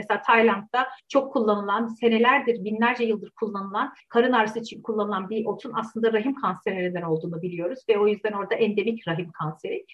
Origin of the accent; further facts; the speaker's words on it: Turkey; moved away as an adult; benim Türkiye'den gitme kararım Türkiye gündemine nedeniyle oldu